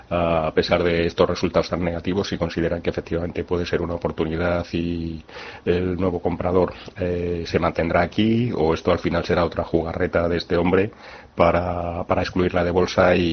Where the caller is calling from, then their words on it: Madrid, Community of Madrid, Spain; Hola, buenos días. … de Madrid.